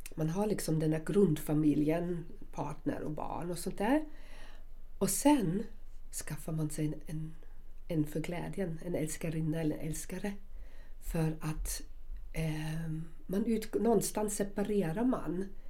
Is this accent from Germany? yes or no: yes; Southern Germany, Germany; moved away; jag kommer från Tyskland och södra Tyskland